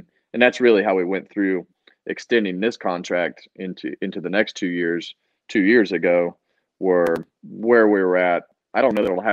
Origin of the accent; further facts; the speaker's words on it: Bakersfield, California, United States; moved away; my hometown in Bakersfield